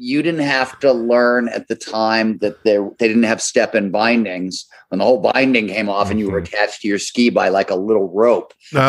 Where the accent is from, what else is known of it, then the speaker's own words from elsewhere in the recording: Chicago, Illinois, United States; moved away; also born or lived in Colorado; I was born in Chicago. I lived in Colorado.